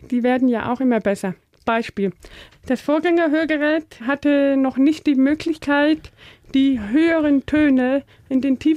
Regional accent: North Rhine-Westphalia, Germany; wir kommen in der Nähe aus Holland, Aachen da, okay. Rheinländerin.

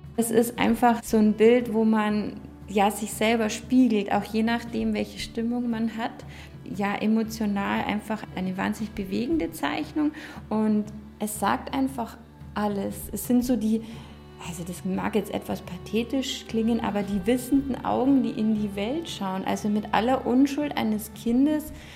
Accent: Germany; Wir Deutschen

